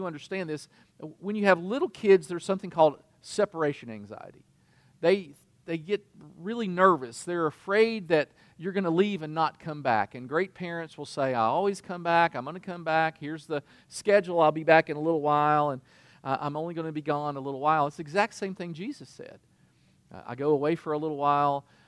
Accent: Kentucky, United States; I'm from Kentucky

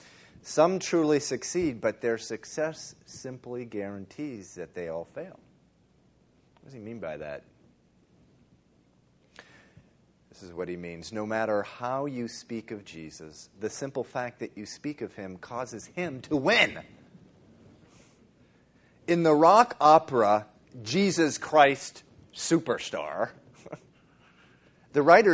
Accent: Dover, Massachusetts, United States; a little boy of 7 or 8, growing up in Dover, Massachusetts

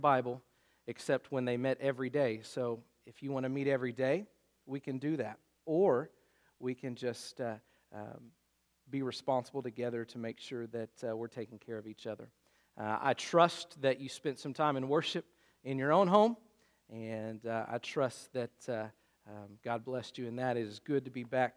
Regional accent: Luther, United States; it's literally probably 100 yards from his front door to mine, just across the street, right there in Luther

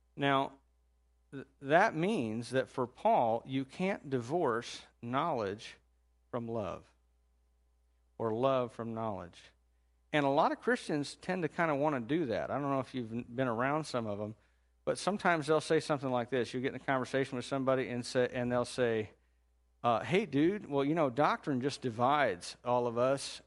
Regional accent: Indiana, United States; now in Chillicothe, United States; I'm from Indiana

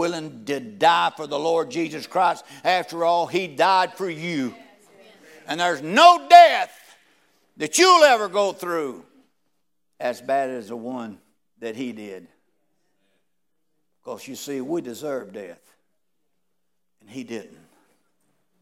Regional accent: United States; I was born in America

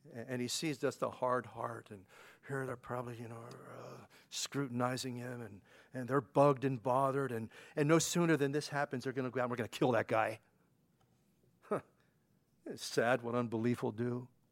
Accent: Pennsylvania, United States; now in New York, United States; growing up in Pennsylvania as a kid

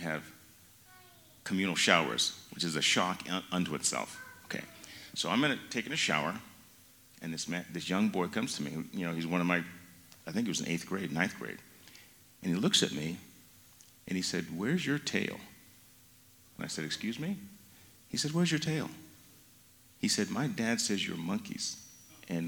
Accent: Mountain Home, Idaho, United States; Growing up in Idaho

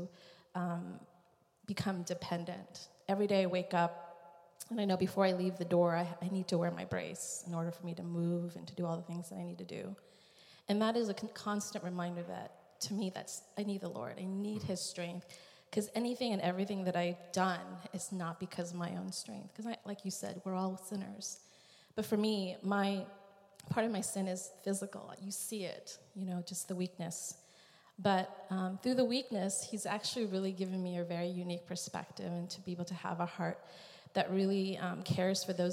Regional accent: Vietnam; I was born in Vietnam

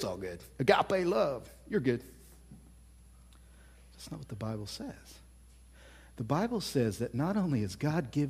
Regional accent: Oklahoma, United States; I'm from Oklahoma.

